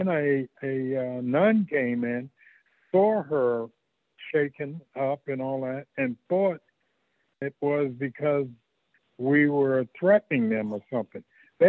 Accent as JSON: {"language": "English", "town": "New York City", "region": "New York", "country": "United States", "moved": "yes", "said": "because we're from Harlem in New York"}